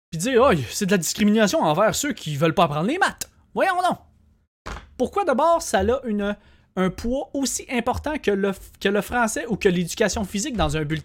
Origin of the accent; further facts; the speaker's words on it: Quebec, Canada; Ça fait partie de notre identité, le français.